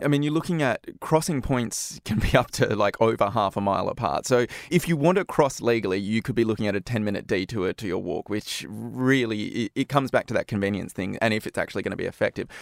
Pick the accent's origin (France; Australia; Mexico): Australia; moved away; my home country, in Australia